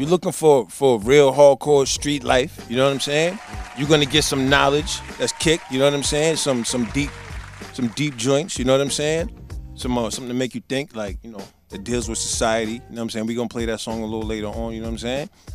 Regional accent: New York City, New York, United States; also born or lived in Providence, Rhode Island; now in Pawtucket, United States; I'm from New York, that's that's that's home

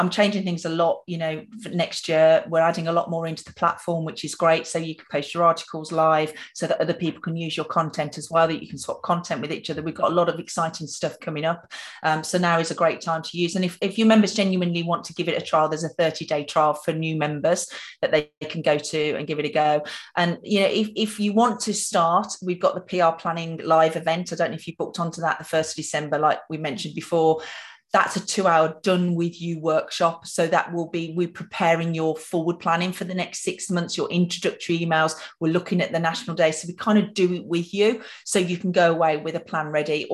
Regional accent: Birmingham, West Midlands, United Kingdom; accent: Birmingham; I'm a Brummie, so you can hear my Birmingham accent

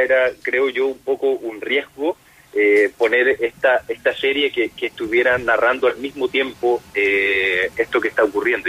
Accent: Punta Arenas, Magallanes and Chilean Antarctica, Chile; moved away; Yo soy de, de Punta Arena

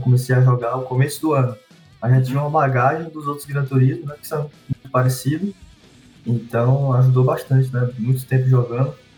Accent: Teresina, Piauí, Brazil; eu sou natural de Teresina, no Piauí

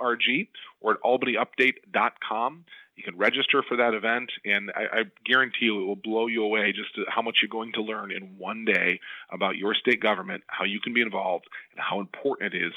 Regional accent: Depew, New York, United States; I was a kid growing up in the Buffalo, New York area

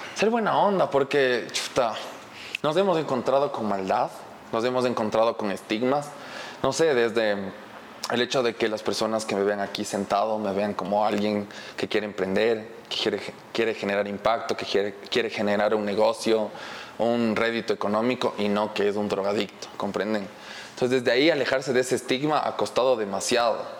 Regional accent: Ecuador; estamos en la sociedad ecuatoriana

